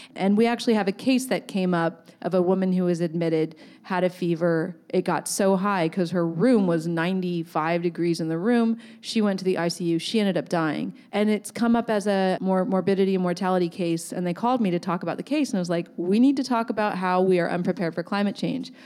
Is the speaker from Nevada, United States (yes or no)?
no; Ohlone Territory, California, United States; growing up in this land. Um, I was born in Ohlone Territory